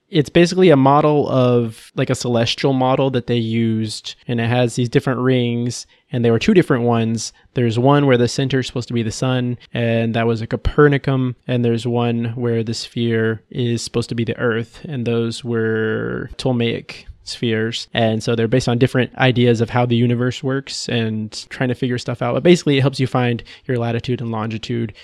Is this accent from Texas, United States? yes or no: yes; Texas, United States; I'm from Texas, born and raised